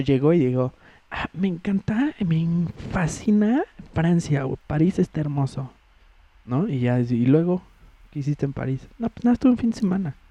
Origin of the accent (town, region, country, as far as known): Mexico